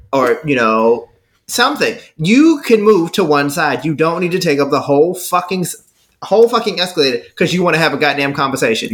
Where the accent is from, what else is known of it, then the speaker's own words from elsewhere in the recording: Texas, United States; I'm from Texas.